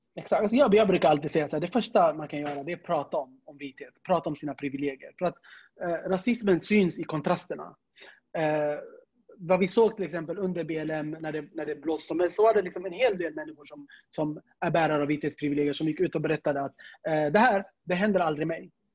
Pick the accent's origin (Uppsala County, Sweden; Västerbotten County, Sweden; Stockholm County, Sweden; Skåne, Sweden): Stockholm County, Sweden; Stockholm; also born or lived in Södermalm, Stockholm; Jag är uppväxt i Tensta